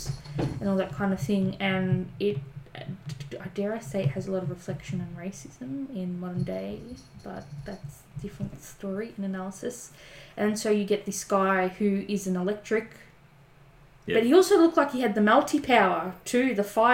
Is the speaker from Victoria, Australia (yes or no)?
yes; Melbourne, Victoria, Australia; I'm from Melbourne.